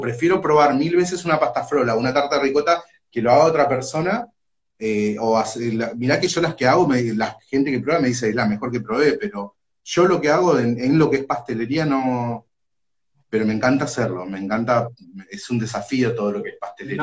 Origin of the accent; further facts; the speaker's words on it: Ituzaingó, Corrientes, Argentina; now in Moreno, Argentina; vivo acá en Moreno, pero nací y me crié en Corrientes, en Ituzaingó